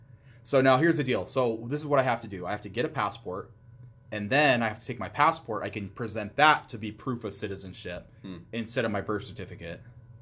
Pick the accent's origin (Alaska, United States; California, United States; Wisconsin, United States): Alaska, United States; moved away; I was born in Alaska